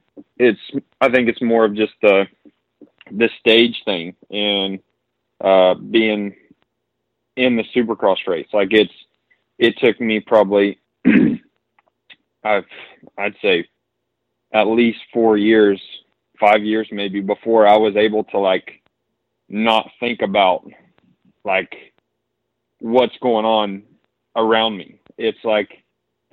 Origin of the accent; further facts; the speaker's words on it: North Carolina, United States; we're both from North Carolina